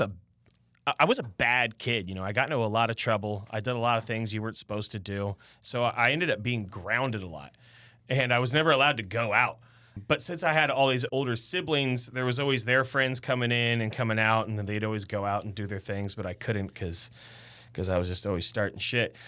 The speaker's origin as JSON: {"language": "English", "town": "Sacramento", "region": "California", "country": "United States", "tie": "born or raised there", "said": "I'm born and raised in Sac"}